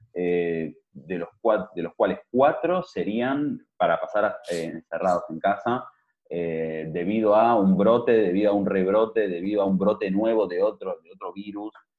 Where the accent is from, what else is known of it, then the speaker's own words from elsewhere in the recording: Argentina; moved away; yo soy argentino, pero no vivo allá hace tiempo